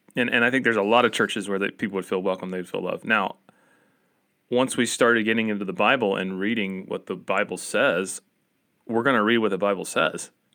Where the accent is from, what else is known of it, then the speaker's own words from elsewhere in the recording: Appalachia, United States; accent: Appalachian American; my Appalachian American accent